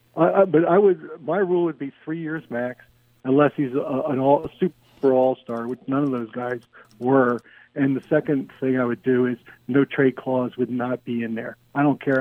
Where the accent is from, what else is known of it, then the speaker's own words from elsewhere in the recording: Philadelphia, Pennsylvania, United States; I'm from Philadelphia